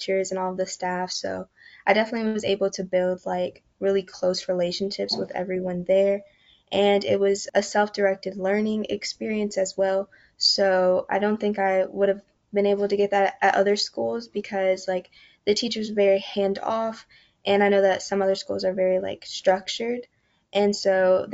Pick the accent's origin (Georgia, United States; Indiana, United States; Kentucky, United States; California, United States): Kentucky, United States; Louisville; I grew up in the East End of Louisville, and I currently still reside there